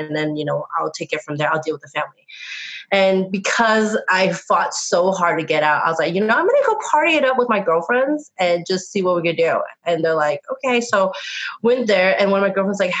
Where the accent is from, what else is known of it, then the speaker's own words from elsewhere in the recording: Reno, Nevada, United States; moved away as an adult; also born or lived in San Francisco; I was born and raised in Reno, Nevada.